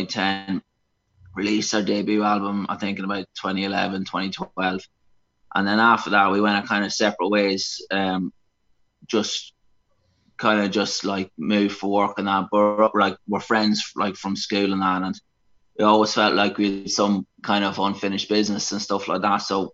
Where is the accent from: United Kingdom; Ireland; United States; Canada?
Ireland; Cavan, Ulster; We come from a place called Cavan in Ireland